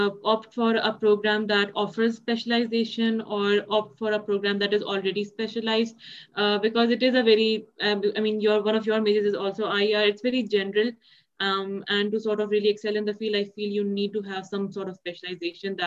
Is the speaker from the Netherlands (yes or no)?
no; Pakistan; I'm from Pakistan